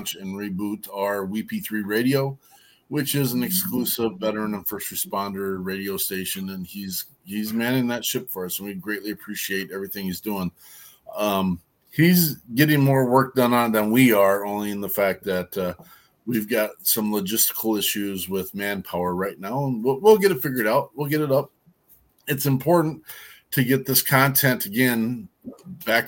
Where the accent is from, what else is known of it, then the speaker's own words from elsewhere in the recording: Cody, Wyoming, United States; I'm from Cody, Wyoming